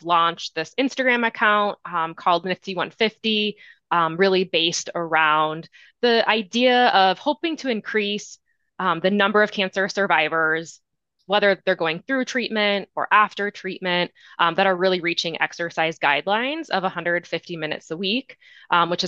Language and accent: English; Midwest, United States; now in Colorado, United States; I live in Colorado. I'm from the Midwest originally